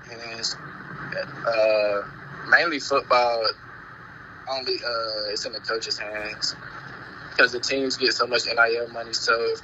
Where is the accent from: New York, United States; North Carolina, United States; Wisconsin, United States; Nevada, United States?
North Carolina, United States; Charlotte; I'm from Charlotte, North Carolina. Born and raised.